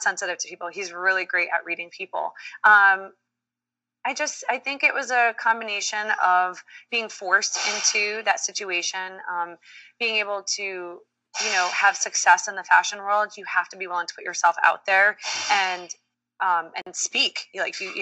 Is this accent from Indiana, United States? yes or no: no; Swampscott, Massachusetts, United States; born or raised there; moved away as an adult; also born or lived in Dominican Republic / New York; now in New Jersey, United States